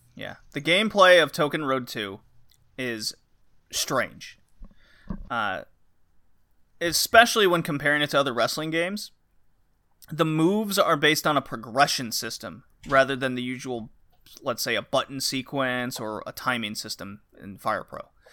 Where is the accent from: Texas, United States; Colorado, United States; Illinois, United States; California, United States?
Texas, United States; I grew up in Texas